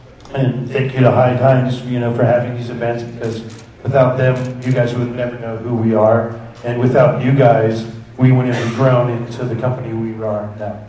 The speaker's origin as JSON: {"language": "English", "region": "California", "country": "United States", "said": "from DNA Genetics. I come from California."}